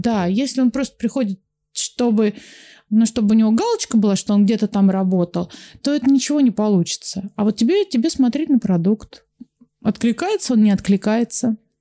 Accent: Volgograd, Volgograd Oblast, Russia; я из Волгограда

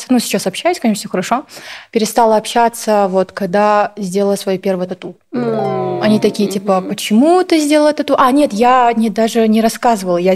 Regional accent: Kazakhstan; Я была вот казашка

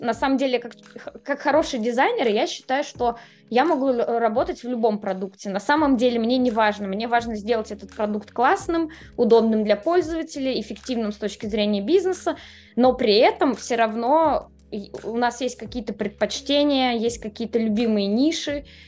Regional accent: Moscow, Russia; moved away as an adult; now in Amsterdam, Netherlands; Я вообще москвич до мозга костей. Я родилась там, выросла.

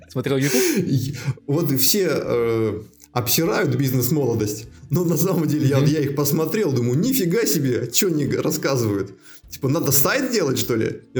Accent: Megion, Khanty-Mansi Autonomous Okrug, Russia; moved away as an adult; also born or lived in Omsk, Russia; now in Moscow, Russia; Мегион, ну, как... Сибирь? Ну да, Тюменская область

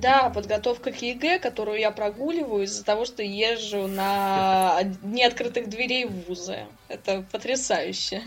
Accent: Saint Petersburg, Russia; как и любой петербуржец

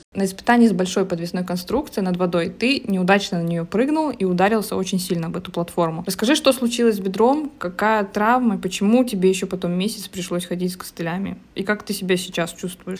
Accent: Zabaykalsky Krai, Russia; родилась как бы уже в поселке в Забайкальском крае

